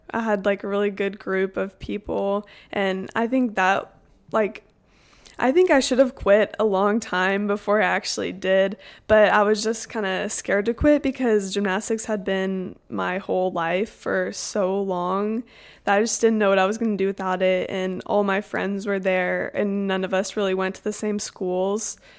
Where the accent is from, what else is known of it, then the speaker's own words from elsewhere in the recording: Houston, Texas, United States; I'm from Houston, Texas